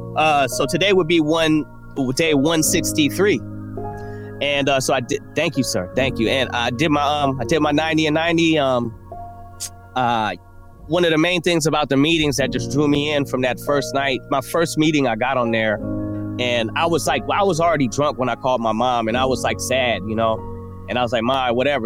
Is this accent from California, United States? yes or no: yes; Oakland, California, United States; I was growing up in Oakland